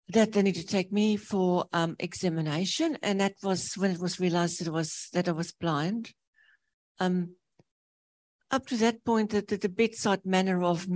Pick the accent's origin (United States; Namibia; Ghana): Namibia; now in New Zealand; I was born in Namibia, which used to be Southwest Africa.